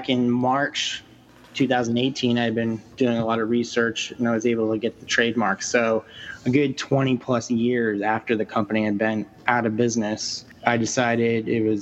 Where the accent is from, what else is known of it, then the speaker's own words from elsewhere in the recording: North Conway, New Hampshire, United States; I grew up in North Conway, New Hampshire